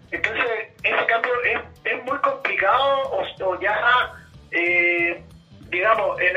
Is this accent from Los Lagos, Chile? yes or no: yes; Ancud, Los Lagos, Chile; yo soy originario de Ancud.